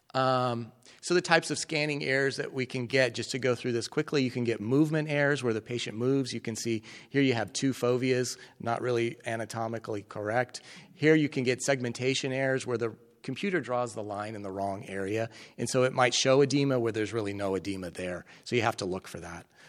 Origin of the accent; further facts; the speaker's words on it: Colorado, United States; moved away as an adult; also born or lived in Nebraska; now in Kentucky, United States; I grew up in Colorado